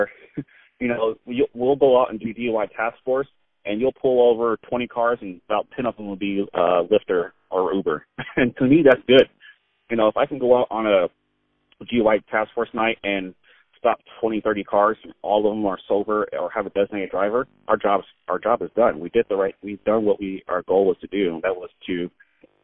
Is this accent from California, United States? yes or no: yes; San Diego, California, United States; I grew up in San Diego.